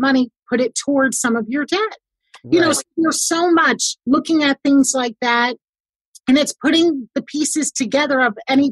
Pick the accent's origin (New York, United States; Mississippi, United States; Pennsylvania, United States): New York, United States; I'm a New Yorker